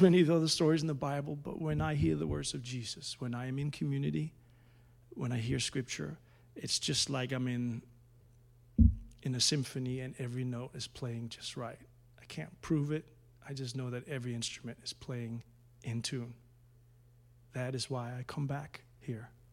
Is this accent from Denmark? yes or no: yes; Denmark; moved away